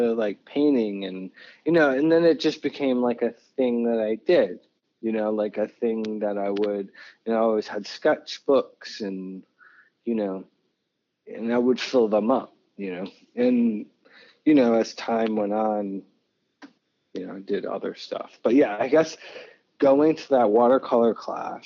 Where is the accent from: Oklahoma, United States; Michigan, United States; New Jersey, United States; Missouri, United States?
Michigan, United States; Detroit; also born or lived in New Mexico / Philadelphia, Pennsylvania; now in New York, United States; For the formative years of my life, like growing up in Detroit